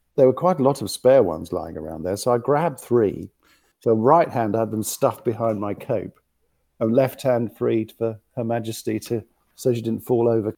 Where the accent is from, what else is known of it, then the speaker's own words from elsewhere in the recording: London, United Kingdom; accent: West London; I come from West London